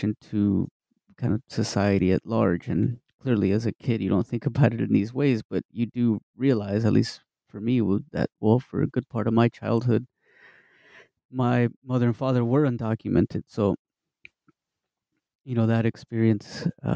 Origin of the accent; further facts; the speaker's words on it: Midland, Texas, United States; I'm originally from Texas, from West Texas, little town called Midland